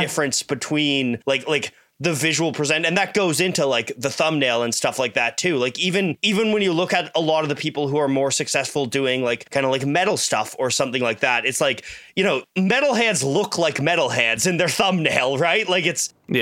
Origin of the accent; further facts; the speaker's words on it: Canada; I'm Canadian